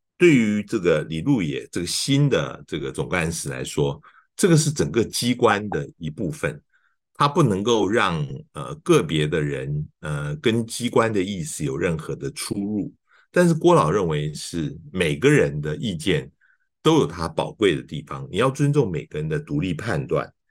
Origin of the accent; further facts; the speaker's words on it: Taiwan; 我们是台湾的人